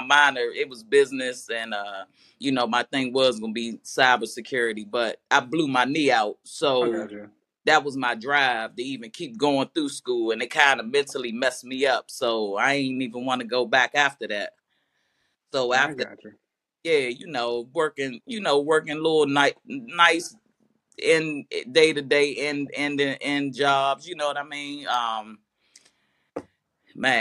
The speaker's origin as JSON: {"language": "English", "region": "Maryland", "country": "United States", "tie": "born or raised there", "also_born_or_lived": "Washington, D.C.", "said": "I'm from Washington, D.C., Northeast. My whole entire family still is in the city. I'm in Maryland now, but, you know, grew up around there. I lived in Northwest at the time, but moved to Maryland when I was like 8. You know, went to Maryland schools"}